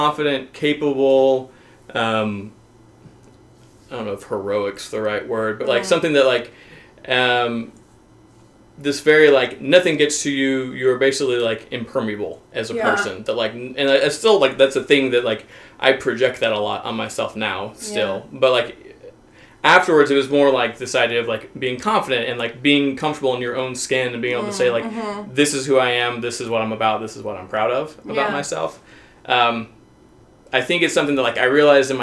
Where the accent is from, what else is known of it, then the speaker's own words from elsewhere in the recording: Arkansas, United States; I'm from the Southern United States, I'm from Arkansas